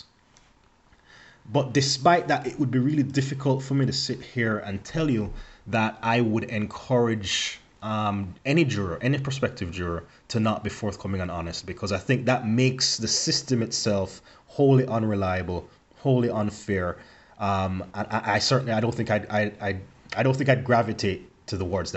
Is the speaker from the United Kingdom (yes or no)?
no; Jamaica; moved away; me growing up in Jamaica